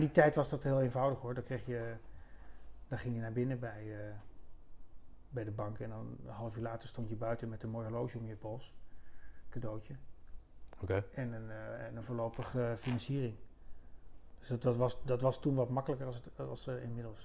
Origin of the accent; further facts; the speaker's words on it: Kampen, Overijssel, Netherlands; dat is mijn stad. waar ik geboren ben, opgegroeid, ja, geboren en getogen